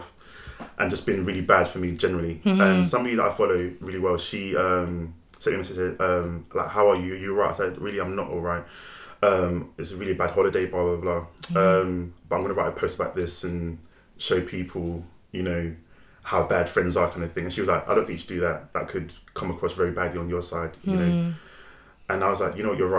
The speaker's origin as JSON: {"language": "English", "region": "London", "country": "United Kingdom", "tie": "born or raised there", "said": "I grew up in New Cross, South London"}